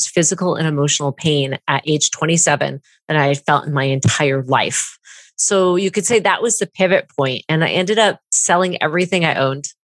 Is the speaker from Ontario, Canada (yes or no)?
no; Vancouver, British Columbia, Canada; also born or lived in Southern California; now in United States; So I am from Vancouver, BC. Okay. I am in the States right now in Oregon in the Pacific Northwest.